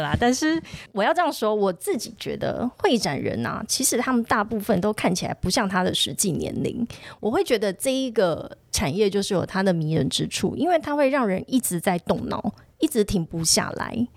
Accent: southern Taiwan, Taiwan; 因为我们是南部

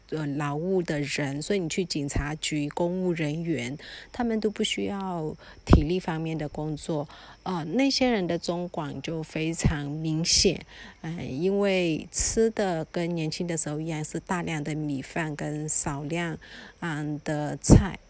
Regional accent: Mandalay, Mandalay Region, Myanmar; moved away; also born or lived in Taiwan; 我自己其实是在曼德勒瓦城长大的小孩

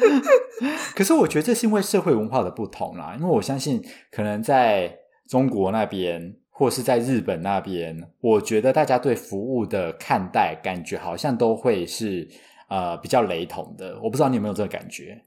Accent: Taiwan; 我是土生土长没离开过亚洲，超 local 的

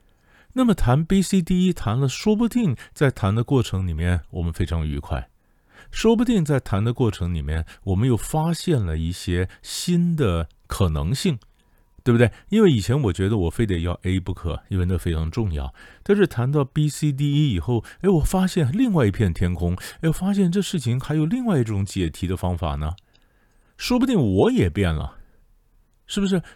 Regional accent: China; 你说，你说我们中国人啊，我们这个谈判呢，其实不要讲中国人，整个东方人都这样的

